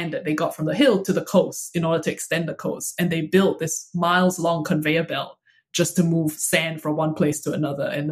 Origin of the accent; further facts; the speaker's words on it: Singapore; moved away as an adult; also born or lived in United Kingdom; now in New York City, United States; I grew up in Singapore and I currently live in New York City